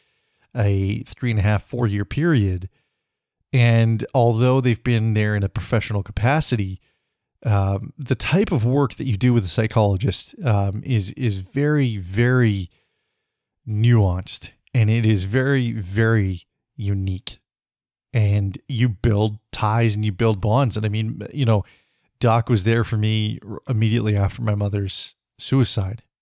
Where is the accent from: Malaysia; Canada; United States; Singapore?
Canada; British Columbia; living back in my hometown, or my home province, at least, of British Columbia